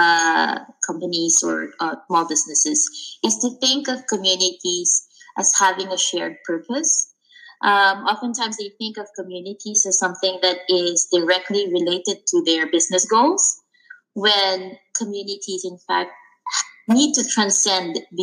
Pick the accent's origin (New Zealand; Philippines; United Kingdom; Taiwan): Philippines; moved away; I came from the Philippines, and I grew up in a culture